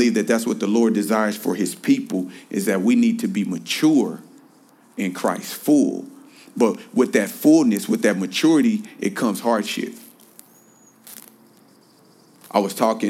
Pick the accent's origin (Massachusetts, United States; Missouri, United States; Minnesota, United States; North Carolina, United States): Missouri, United States; Kansas City; now in Los Angeles, United States; I am born and raised in Kansas City. I am still a Kansas City boy